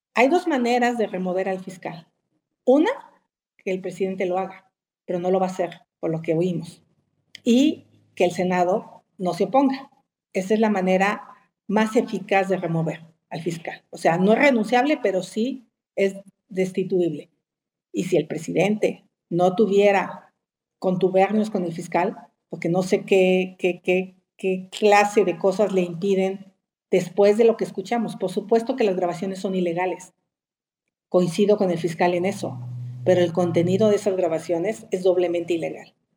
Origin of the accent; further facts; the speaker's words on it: Hidalgo, Mexico; now in Mexico City, Mexico; Nací en Hidalgo